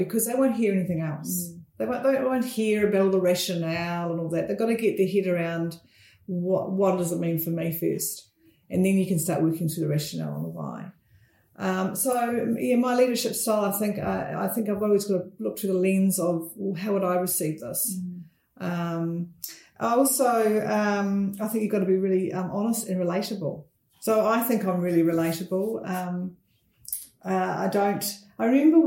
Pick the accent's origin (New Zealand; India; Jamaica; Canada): New Zealand; North Canterbury; I grew up in North Canterbury, a small town, which is not small anymore, Angura.